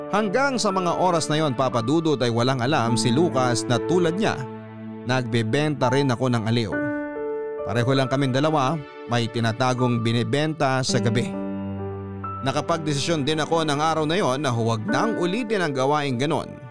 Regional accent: Philippines; Bilang Pilipino

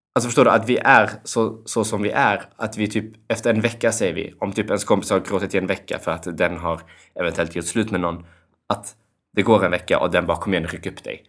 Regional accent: Kosovo; jag kommer från Kosovo

